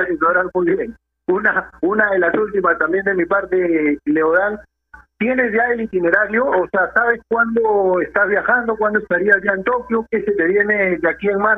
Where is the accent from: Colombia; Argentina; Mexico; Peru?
Peru; Como peruanos